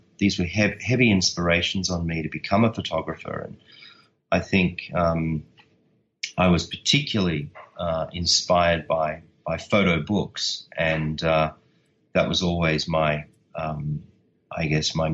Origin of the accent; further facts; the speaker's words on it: Australia; I'm Australian